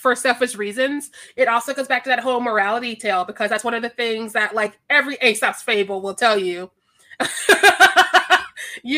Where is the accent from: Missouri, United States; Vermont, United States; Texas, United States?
Missouri, United States; Kansas City; also born or lived in Chicago; I'm also from Kansas City, Missouri